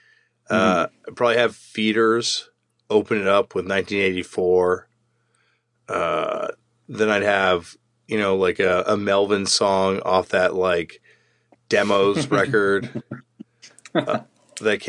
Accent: Toronto, Ontario, Canada; I'm from Toronto

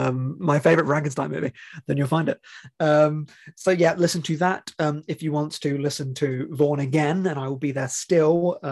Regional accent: England, United Kingdom; as an English person.

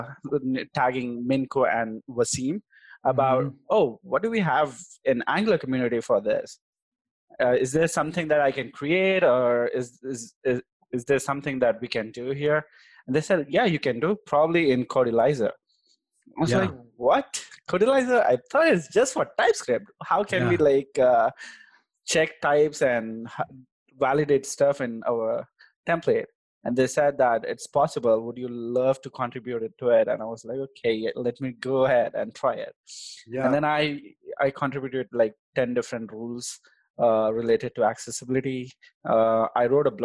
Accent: Hyderabad, Telangana, India; accent: Hyderabadi; moved away as an adult; also born or lived in Texas; I'm basically from India, the South Indian part of India

